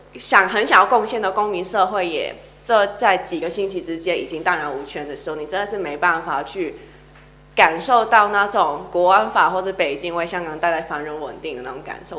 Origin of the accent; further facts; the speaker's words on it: Hong Kong; moved away as an adult; 我人在主权移交前一年出生，我长大的时候，香港是最公民社会或自由上最蓬勃的那十年，都是我的童年